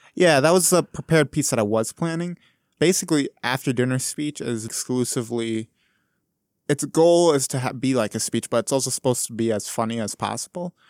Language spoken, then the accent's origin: English; Wausau, Wisconsin, United States; I'm from Wisconsin originally here, but I'm from like mid-sized town called Wausau